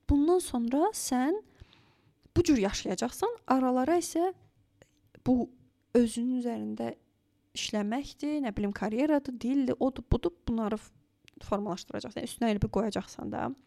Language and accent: Azerbaijani; Azerbaijan; moved away as an adult; also born or lived in Baku; now in Germany; Mən düzdür, yəni Azərbaycandan gəlirəm.